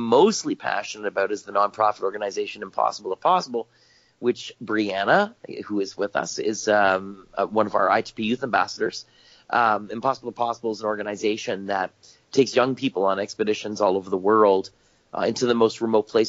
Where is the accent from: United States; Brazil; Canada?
Canada; I'm Canadian. I live up here in Canada